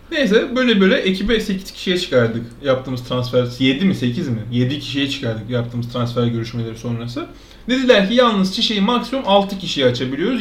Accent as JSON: {"language": "Turkish", "town": "Alaçatı", "region": "İzmir", "country": "Turkey", "tie": "born or raised there", "moved": "yes", "lives_now": "Istanbul, Turkey", "said": "ben Alçatı'nın yerlisiyim"}